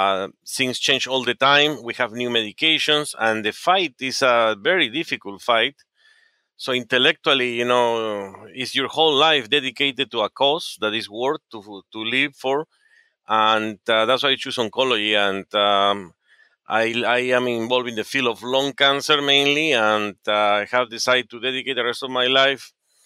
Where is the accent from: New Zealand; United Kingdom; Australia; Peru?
Peru; Yeah, I was born in Peru. My father was a doctor, and my father has lived before in the United States, and he went back to Peru.